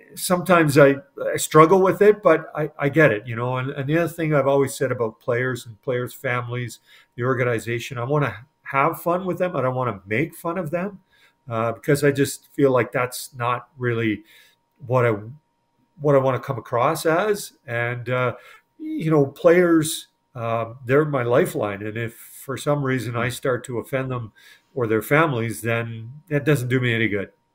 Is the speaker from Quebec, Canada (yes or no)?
no; Edmonton, Alberta, Canada; I'm from Edmonton and, and grew up watching the Oilers and celebrated back then on Jasper Avenue